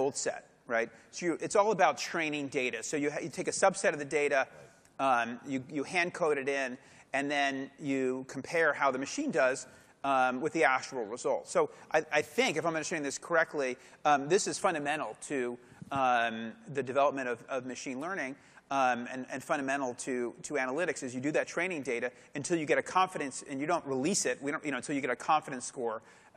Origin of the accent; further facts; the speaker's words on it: Philadelphia, Pennsylvania, United States; I'm from Philadelphia